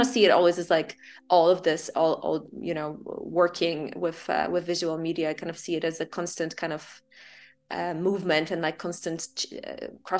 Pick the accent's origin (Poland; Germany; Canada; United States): Poland; now in Amsterdam, Netherlands; I grew up in Poland